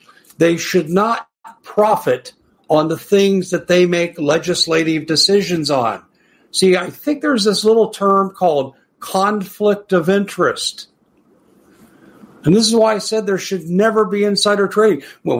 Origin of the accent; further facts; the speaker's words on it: United States; I'm an American